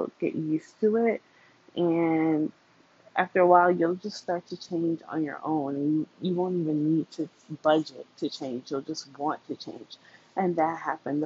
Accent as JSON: {"language": "English", "region": "New York", "country": "United States", "said": "I am from New York and I grew up poor"}